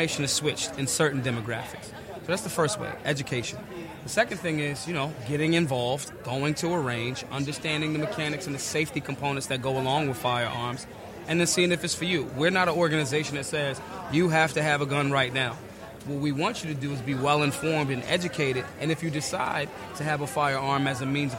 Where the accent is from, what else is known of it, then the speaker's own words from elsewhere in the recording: Philadelphia, Pennsylvania, United States; from urban America, I'm from North Philly.